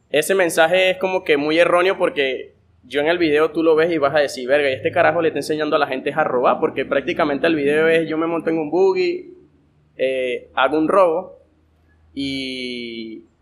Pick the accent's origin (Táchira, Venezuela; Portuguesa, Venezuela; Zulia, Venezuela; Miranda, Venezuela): Portuguesa, Venezuela; Guanare; Que siento que me, me aleja de todos aquellos artistas que soy de Guanare.